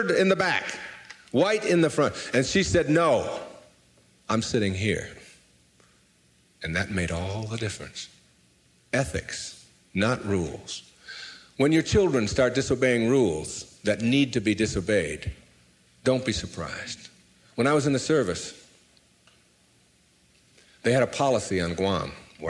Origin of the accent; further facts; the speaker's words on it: Detroit, Michigan, United States; moved away as an adult; my hometown was Detroit